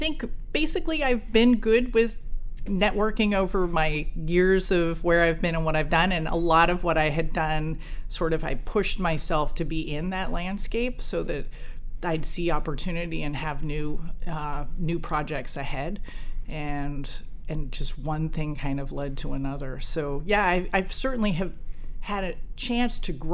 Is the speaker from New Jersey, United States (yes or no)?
yes; New Jersey, United States; I grew up in New Jersey